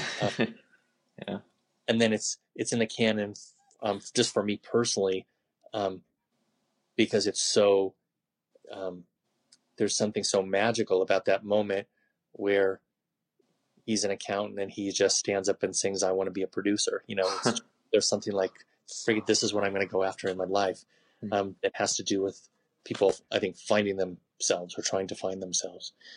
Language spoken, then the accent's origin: English; Los Angeles, California, United States; moved away as an adult; now in Albuquerque, United States; I grew up in a really Jewish neighborhood.